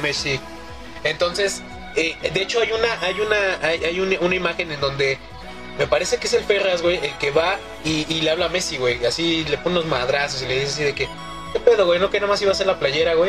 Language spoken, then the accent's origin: Spanish; Mexico City, Mexico; yo soy del agrícola oriental